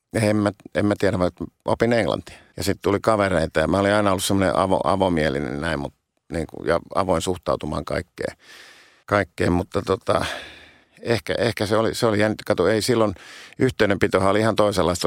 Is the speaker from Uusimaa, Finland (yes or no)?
yes; Helsinki, Uusimaa, Finland; mä oon syntynyt stadi, Helsingissä